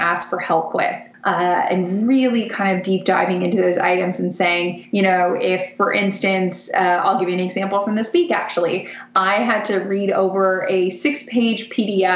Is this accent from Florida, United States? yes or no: yes; Florida, United States; I grew up in Florida and my dad's a big surfer